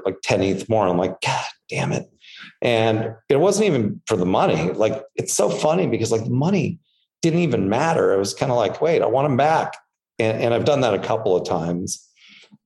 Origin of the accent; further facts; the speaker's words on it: Anaheim, California, United States; I grew up in Anaheim, which I grew up probably two blocks away from Disneyland